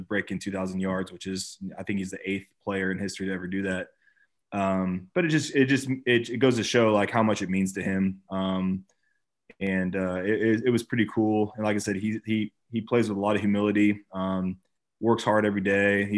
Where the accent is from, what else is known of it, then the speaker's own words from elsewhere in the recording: California, United States; born and raised in California